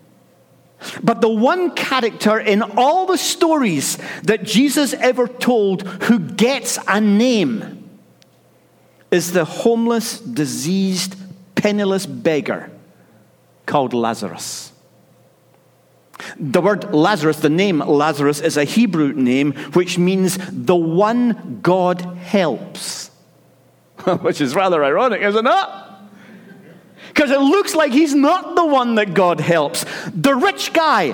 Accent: Scotland, United Kingdom; I'm Scottish

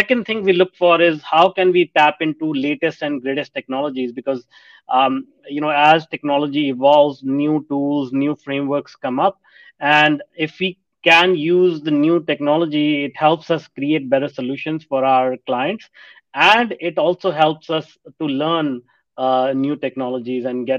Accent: India; moved away as an adult; also born or lived in North America; I grew up in India, and back then India was a developing country

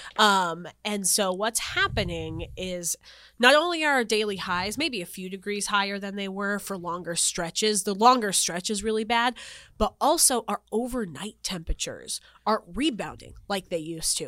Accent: North Dakota, United States; moved away as an adult; also born or lived in Wilmington, North Carolina; now in Tucson, United States; So, I'm originally from North Dakota. Like, I grew up in North Dakota

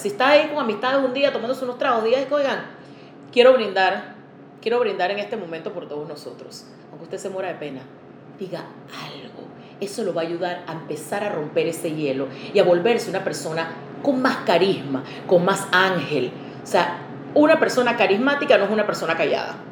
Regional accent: Panama

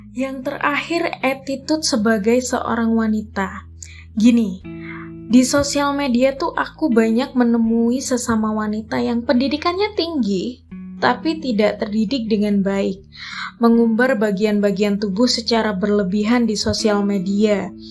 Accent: Java, Indonesia; aku adalah orang Jawa

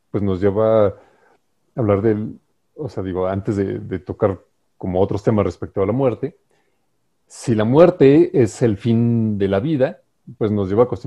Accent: Mexico; como mexicanos

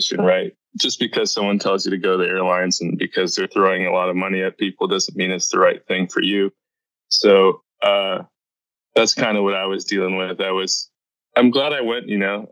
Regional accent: Los Angeles, California, United States; I grew up in Van Nuys, which is, if you don't know, the busiest private jet airport in the world

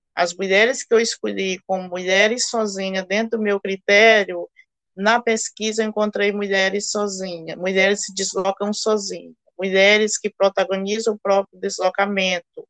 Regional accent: Ceará, Brazil; also born or lived in Recife; now in Boa Vista, Brazil; sou também migrante, sou cearense

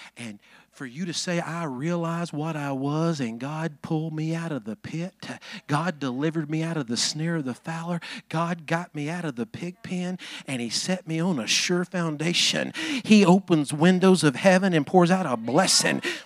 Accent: Alabama, United States; I'm from Alabama

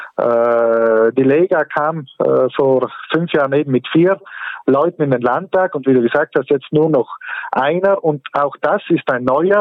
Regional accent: South Tyrol, Trentino-Alto Adige, Italy; hier bei uns in Südtirol

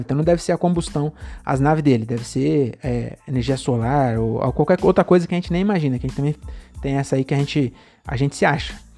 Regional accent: Francisco Morato, São Paulo, Brazil; also born or lived in Cajamar; eu nasci em Morato

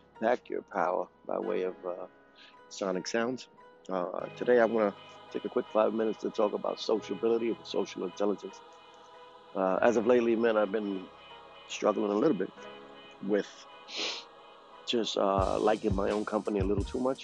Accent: New York City, New York, United States; moved away; I'm from New York City, Brooklyn, New York

